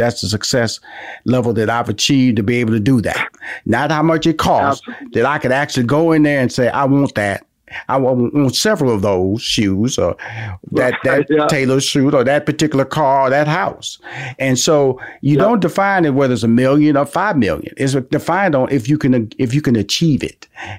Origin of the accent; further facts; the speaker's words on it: Houston, Texas, United States; I'm from Houston.